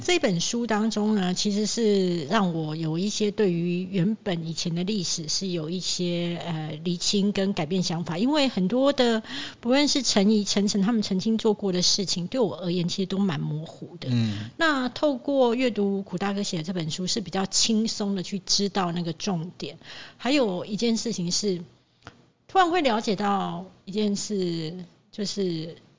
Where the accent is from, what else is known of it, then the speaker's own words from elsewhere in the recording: Taiwan; 我当然是从小就在台湾这块土地长大哈